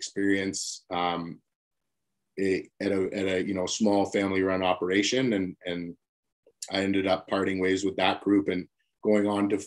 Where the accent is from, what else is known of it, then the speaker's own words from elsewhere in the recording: Nevis, St. Kitts & Nevis; moved away; I spent a portion of my time growing up in the Caribbean